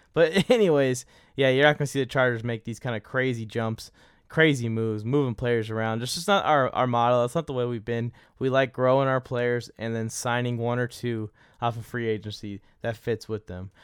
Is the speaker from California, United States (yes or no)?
yes; California, United States; I'm from California.